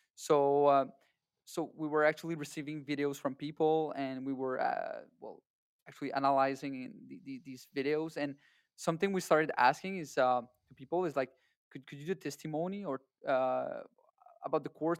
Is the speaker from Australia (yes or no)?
no; Canada; we're all Canadian or people that, that live in America